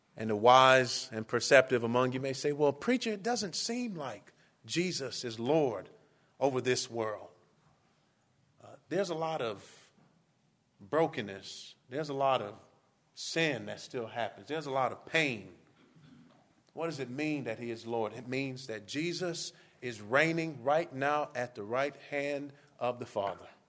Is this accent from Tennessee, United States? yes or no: no; Miami, Florida, United States; moved away as an adult; also born or lived in Kentucky; I grew up in Miami